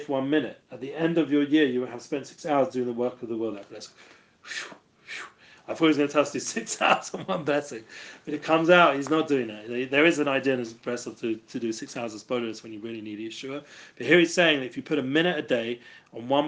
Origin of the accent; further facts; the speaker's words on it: London, United Kingdom; moved away; I'm from England, from London